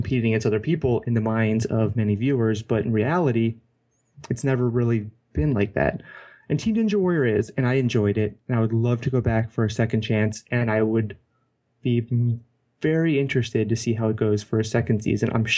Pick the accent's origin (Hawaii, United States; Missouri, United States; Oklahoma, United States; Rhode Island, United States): Hawaii, United States; growing up as a kid, I grew up in Hawaii